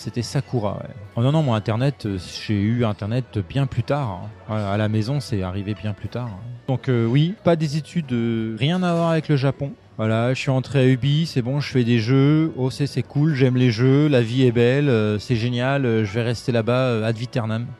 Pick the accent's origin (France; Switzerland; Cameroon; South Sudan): France; Montargis, Centre-Val de Loire; moved away as an adult; also born or lived in Paris; je suis de, je suis de Montargis, pas très loin de donc Orléans, Loiret, 45